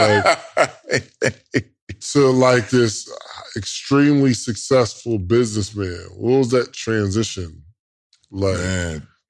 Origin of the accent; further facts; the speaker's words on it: Willowbrook, New Jersey, United States; I'm from Willowbrook, New Jersey.